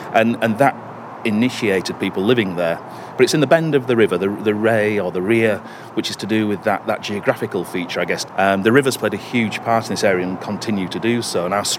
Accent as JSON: {"language": "English", "area": "Brontë Country", "region": "Yorkshire and the Humber", "country": "United Kingdom", "tie": "born or raised there", "moved": "as an adult", "lives_now": "Cumbria, United Kingdom", "said": "I work for Cumbria Wildlife Trust. I originally grew up in Bronte Country in Yorkshire, and I moved to Cumbria to take a job on with the Wildlife Trust. I've been there for 10 years now."}